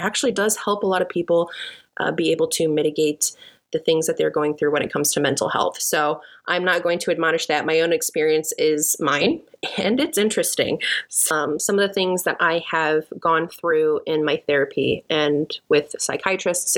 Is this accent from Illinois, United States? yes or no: yes; Chicago, Illinois, United States; moved away as an adult; now in Texas, United States; I'm originally from Chicago, and I currently live in Texas for the last 2 years